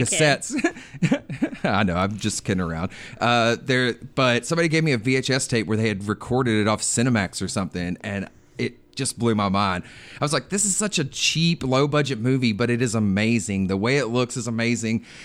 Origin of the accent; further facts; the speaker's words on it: Alabama, United States; I am actually from Alabama, and it, when I was a kid, it sat on our license plates, the heart of Dixie.